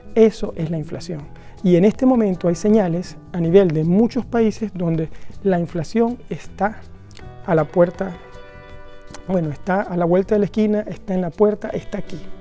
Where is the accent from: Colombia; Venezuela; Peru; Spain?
Venezuela; now in Norway; el país de donde vengo, Venezuela